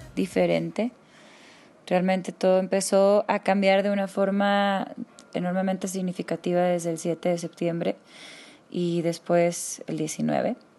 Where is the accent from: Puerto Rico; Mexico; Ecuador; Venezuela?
Mexico; nos han cambiado la forma de interactuar entre nosotros como mexicanos